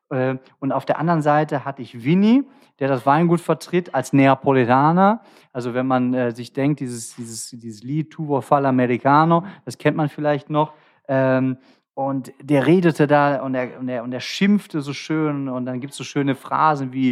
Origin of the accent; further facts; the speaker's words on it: Cologne, North Rhine-Westphalia, Germany; Ich bin Kölner, ne?